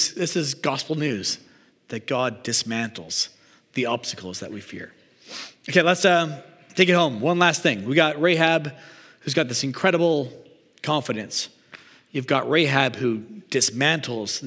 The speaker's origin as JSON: {"language": "English", "country": "Canada", "tie": "born or raised there", "also_born_or_lived": "Regina, Saskatchewan / Calgary, Alberta", "moved": "yes", "lives_now": "Vancouver, Canada", "said": "I grew up in Regina and Calgary and spent like my whole life, I felt like shoveling until moving here"}